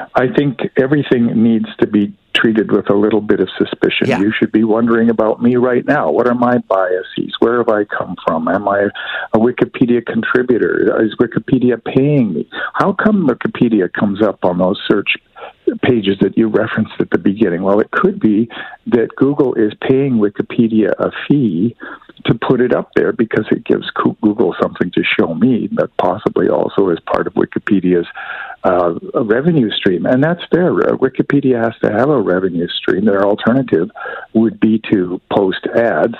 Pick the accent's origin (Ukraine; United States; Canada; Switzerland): Canada; me as a Canadian